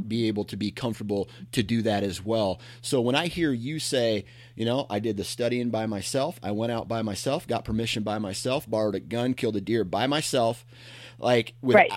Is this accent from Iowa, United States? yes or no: yes; Iowa, United States; coming from Iowa myself, where it's uh-huh. it's relatively flat